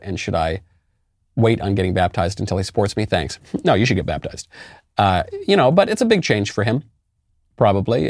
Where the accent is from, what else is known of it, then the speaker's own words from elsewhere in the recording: New York City, New York, United States; moved away as an adult; also born or lived in California; now in Tennessee, United States; I'm a New Yorker, as you may know, and I did leave New York, and I'm, I left New York originally for California